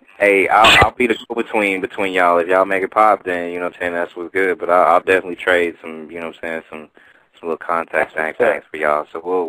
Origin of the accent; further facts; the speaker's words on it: Oakland, California, United States; also born or lived in Richmond, California; now in Hayward, United States; I grew up in East Oakland, lived in Richmond, live in Hayward